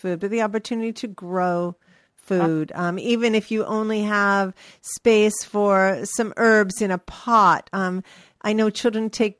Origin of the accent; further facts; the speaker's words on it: New York, United States; moved away as an adult; also born or lived in California; when I was growing up in New York